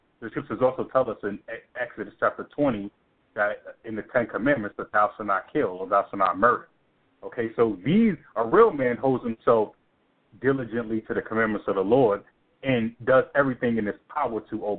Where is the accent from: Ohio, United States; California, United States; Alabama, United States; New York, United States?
New York, United States; New York City; now in Atlanta, United States; I was born and raised in Brooklyn because that's where my father lived